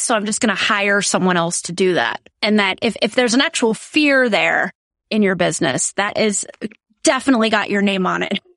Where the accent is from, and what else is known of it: South Dakota, United States; born or raised there